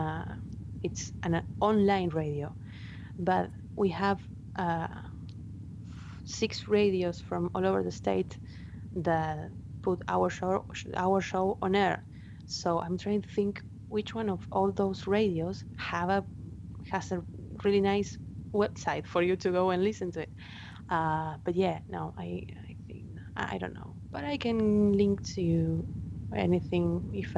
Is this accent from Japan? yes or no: no; Argentina; first language Spanish; English is a second language; Those were the TV shows that we got here in Argentina. I learned English watching